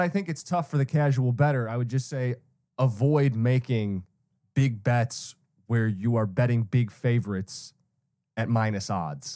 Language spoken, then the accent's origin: English; Detroit, Michigan, United States; growing up in Metro Detroit